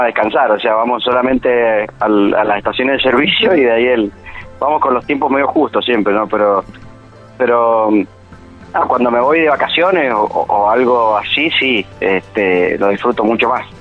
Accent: Mendoza, Argentina; como mendocino

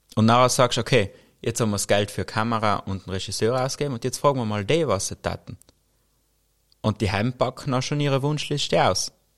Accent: South Tyrol, Trentino-Alto Adige, Italy; bei uns in Südtirol

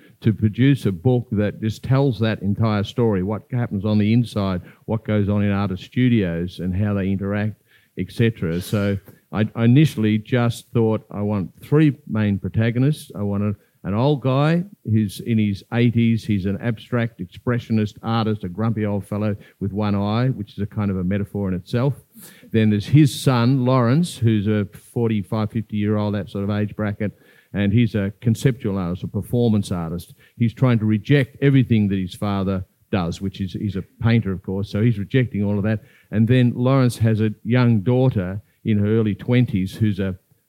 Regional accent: Melbourne, Victoria, Australia; moved away as an adult; I come from Melbourne originally

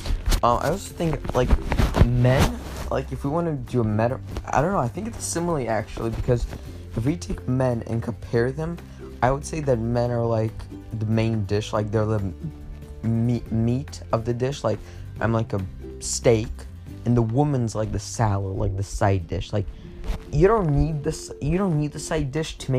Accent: United States; now in Russia; I'm American

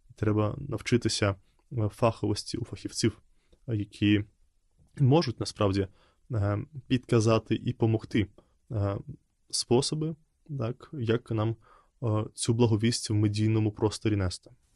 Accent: Belarus; Ukrainian is a second language; moved away as an adult; now in Ukraine; я виїхав з Білорусі, я до монастиря поїхав в Україну. І це було для мене якраз таким ще й зовнішнім певним знаком, що я залишаю дім свій

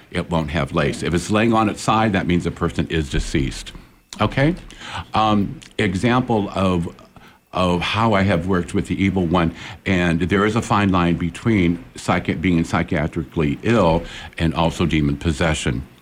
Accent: Peoria, Illinois, United States; moved away; also born or lived in Nebraska; I'm from Peoria, Illinois.

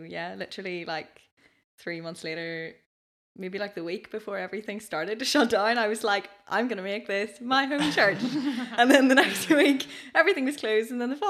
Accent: Ballinderry, Northern Ireland, United Kingdom; now in Belfast, United Kingdom; I'm from this tiny little place called Ballandary, out towards Loch Nay. It's kind of out Lisburn direction. And yeah, I'm 22. I've just finished up a music degree at Queen's. So that's what brought me up to Belfast.

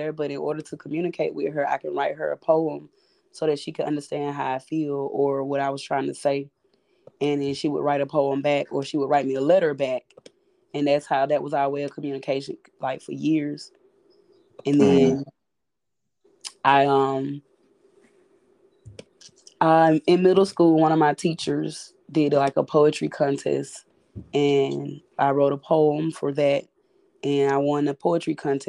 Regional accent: Macon, Georgia, United States; moved away as an adult; now in Charleston, United States; I am from Macon, Georgia. I moved to Charleston in 2016 to pursue a career of poetry

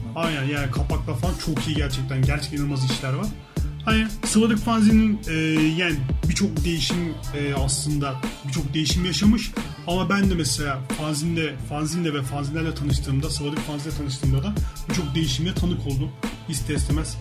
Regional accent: Istanbul, Turkey; ben İstanbul'da Eyüp Sultan'da büyüdüm

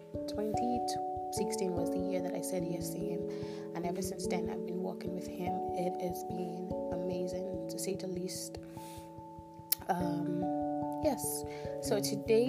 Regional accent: Nigeria; Pardon my pigeon. I'm Nigerian and I tend to switch a lot

